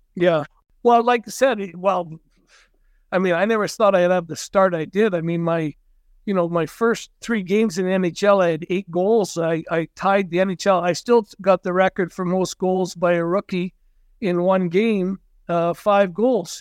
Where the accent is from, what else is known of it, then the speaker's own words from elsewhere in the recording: Cranbrook, British Columbia, Canada; also born or lived in Vernon / Medicine Hat; I grew up here, hometown boy, played all my minor hockey here